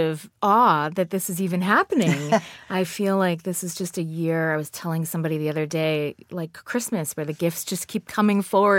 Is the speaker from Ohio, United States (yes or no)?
no; Boston, Massachusetts, United States; I grew up in Boston, Massachusetts, and my mother was Catholic.